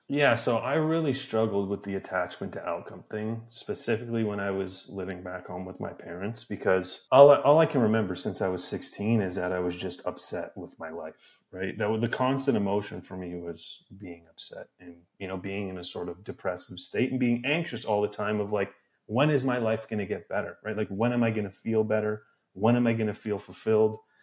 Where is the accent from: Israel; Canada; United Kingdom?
Canada; moved away as an adult; now in New York, United States; I'm from Canada, and I, when I was living in my hometown at my parents' house